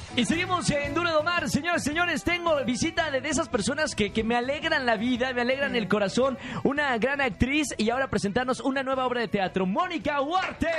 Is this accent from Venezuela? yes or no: no; Mexico